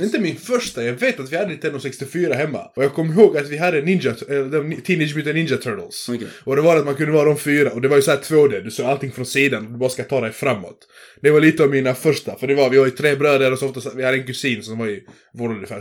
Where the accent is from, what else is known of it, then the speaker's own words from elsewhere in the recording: Sweden; jag är född i Sverige